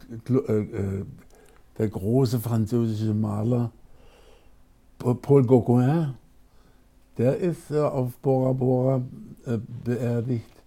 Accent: Baden-Baden, Baden-Württemberg, Germany; Ich bin in Baden-Baden geboren, im Schlafzimmer meiner

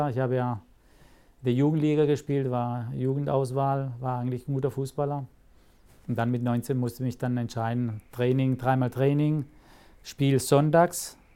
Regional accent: Rastatt, Baden-Württemberg, Germany; Ich bin hier {S0} in Rastatt {S1} geboren, gebürtiger Rastatter, fühle mich ja sehr wohl. Das ist meine Heimat.

